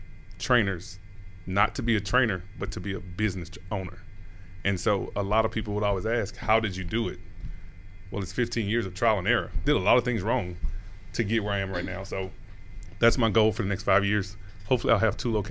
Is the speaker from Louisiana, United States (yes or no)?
yes; Louisiana, United States; now in Atlanta, United States; I'm from Louisiana.